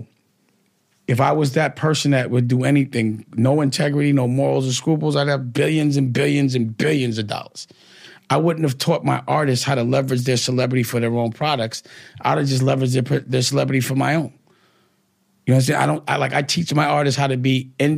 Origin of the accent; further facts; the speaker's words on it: New York City, New York, United States; I'm from Harlem. It's just a Harlem thing